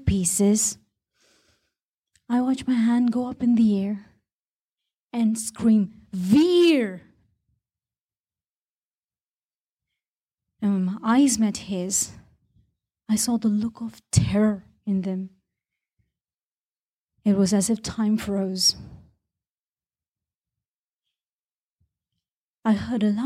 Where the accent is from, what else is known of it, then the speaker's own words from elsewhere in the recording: Bahrain; when I was growing up in Bahrain